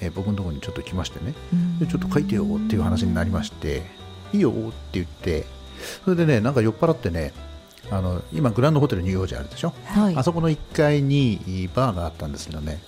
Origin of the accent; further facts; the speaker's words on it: Tomakomai, Hokkaido, Japan; also born or lived in Sapporo / Tokyo; 苫小牧生まれ、苫小牧育ちなんですよ